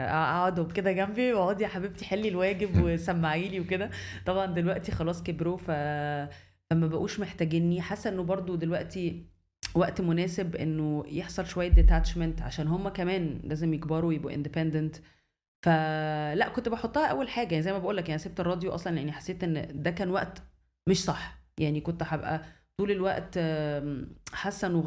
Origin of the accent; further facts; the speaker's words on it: Alexandria, Alexandria Governorate, Egypt; now in Cairo, Egypt; اتولدت في اسكندريه ودخلت مدرسه الماني في اسكندريه ودخلت الجامعه في اسكندريه يعني حياتي كلها كانت في اسكندريه